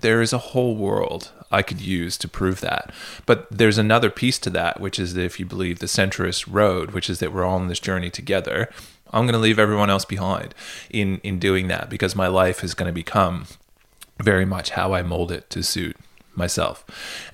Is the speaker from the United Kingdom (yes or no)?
no; Canada; moved away; where I grew up in Canada